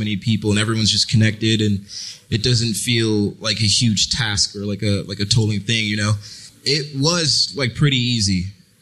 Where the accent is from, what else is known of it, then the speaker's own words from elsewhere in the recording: Boston, Massachusetts, United States; first language French; moved away; also born or lived in New York / Los Angeles; growing up in Boston